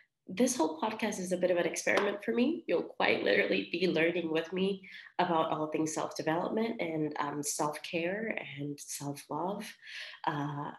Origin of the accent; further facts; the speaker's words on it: Vega Baja, Puerto Rico; also born or lived in Colorado; now in Miami, United States; I am from Vega Baja, Puerto Rico